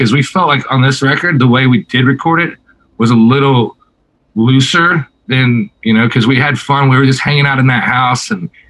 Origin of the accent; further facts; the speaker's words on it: Southwest, United States; I have a weird tornado obsession growing up in the Southwest, you know, where there's tornado warnings more than there's, you know, sunshine usually.